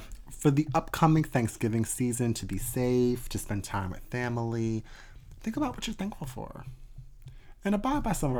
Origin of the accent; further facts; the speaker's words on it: the North, United States; I'm from the North.